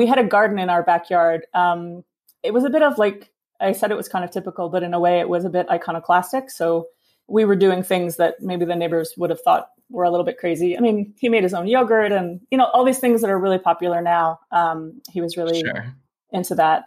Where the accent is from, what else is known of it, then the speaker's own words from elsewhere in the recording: New York City, New York, United States; moved away as an adult; now in Chile; I grew up in Brooklyn